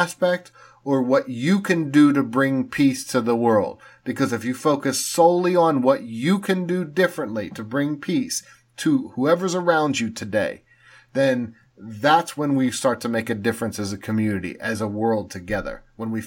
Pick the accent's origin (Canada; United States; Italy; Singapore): United States; Pittsburgh, Pennsylvania; I grew up in Pittsburgh.